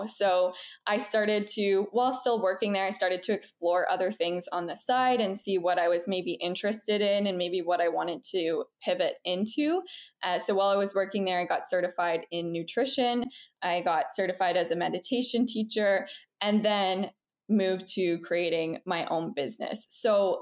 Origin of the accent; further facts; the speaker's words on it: Toronto, Ontario, Canada; moved away as an adult; now in Montreal, Canada; I'm originally from Toronto, Canada, but we moved to Montreal, Quebec last year in October.